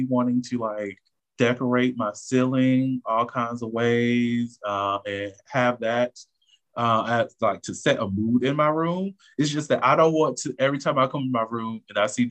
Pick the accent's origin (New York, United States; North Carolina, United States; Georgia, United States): Georgia, United States; Augusta; we are some hoes from Augusta